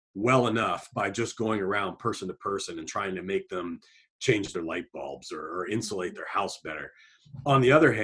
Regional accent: Southern Ohio, United States; moved away; I grew up in a place where nobody thought this way. You know, I come from Southern Ohio

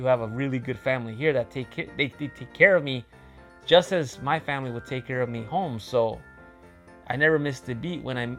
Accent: Chicago, Illinois, United States; now in Japan; as a kid growing up in Chicago and a Mexican family

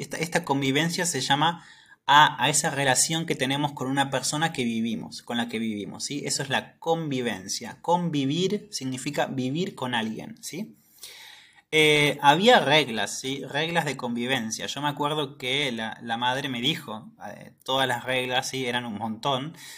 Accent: Argentina

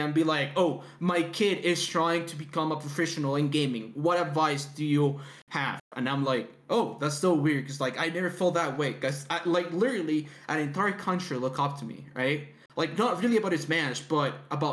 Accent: Mexico; I'm from Mexico

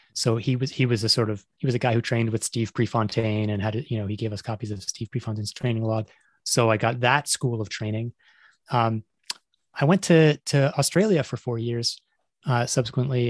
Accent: Toronto, Ontario, Canada; moved away as an adult; also born or lived in Montreal, Canada / England / United States; I grew up in Toronto

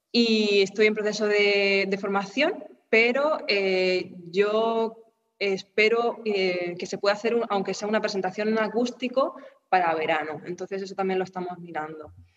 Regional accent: Murcia, Region of Murcia, Spain; moved away as an adult; also born or lived in Germany; volver a mi ciudad natal, a, Murcia

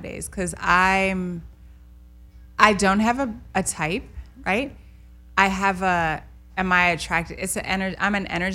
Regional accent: Chicago, Illinois, United States; I grew up in Chicago

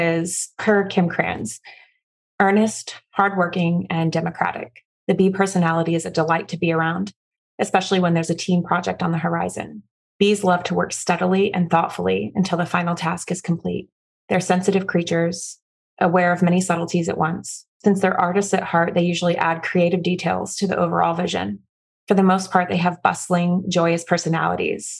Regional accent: Florida, United States; also born or lived in Midwest; I'm from Florida

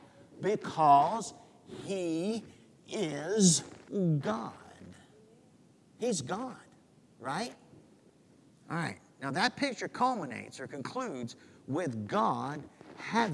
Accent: United States; American Christians

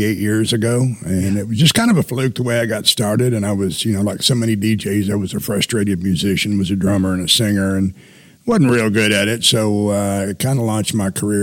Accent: Hot Springs, Arkansas, United States; also born or lived in Atlanta, Georgia; now in Fort Smith, United States; I'm from Hot Springs, and we were in Hot Springs

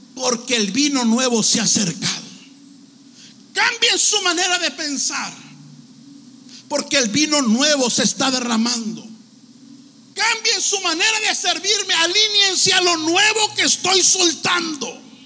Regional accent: Tijuana, Baja California, Mexico; now in Los Angeles, United States; Pues yo nací en México. Me miro europeo más o menos, ¿no? Pero yo ahí en Tijuana, ahí me parió mi amaya cruzando la línea

